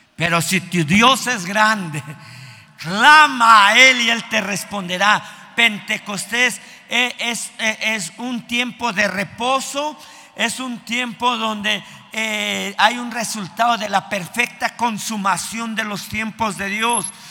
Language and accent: Spanish; Mexico; en nuestro México